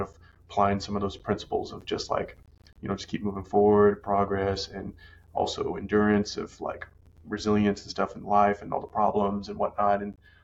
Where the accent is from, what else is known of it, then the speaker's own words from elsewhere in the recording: Arkansas, United States; now in Tennessee, United States; I grew up in Arkansas. Like, I live in Tennessee